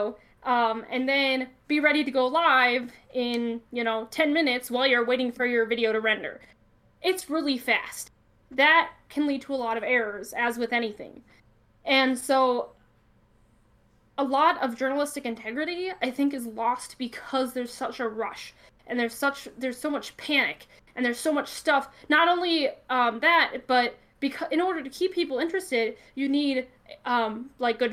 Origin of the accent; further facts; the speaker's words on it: Northwest Iowa, United States; I'm from Northwest Iowa, which is a lot of smaller towns